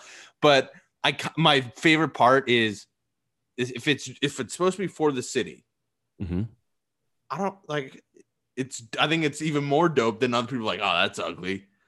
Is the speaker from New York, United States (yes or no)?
no; a town on the Boston Marathon route, Massachusetts, United States; moved away; if we're in our hometown, it runs through my hometown.